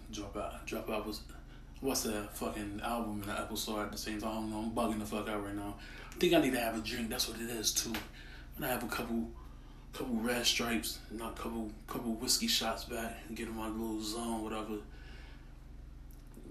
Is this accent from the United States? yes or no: yes; Hartford, Connecticut, United States; I'm from Hartford, Connecticut